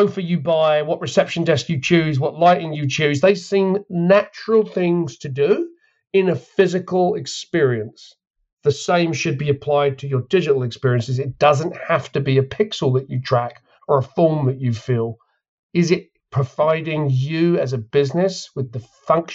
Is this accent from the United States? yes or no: no; England, United Kingdom; I'm from England